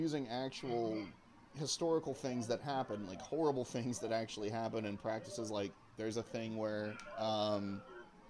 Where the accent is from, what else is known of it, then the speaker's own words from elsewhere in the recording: Oklahoma, United States; You and I grew up in Oklahoma